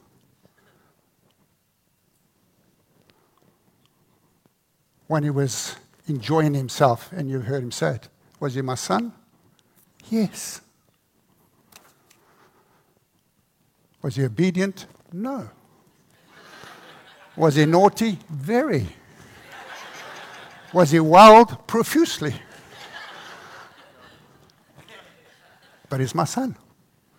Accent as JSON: {"language": "English", "country": "South Africa", "tie": "born or raised there"}